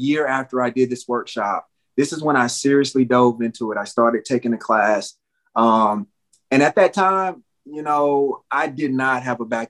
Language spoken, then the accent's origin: English; Gastonia, North Carolina, United States; growing up in North Carolina, where I lived in a small town, Gastonia, which was right outside of Charlotte.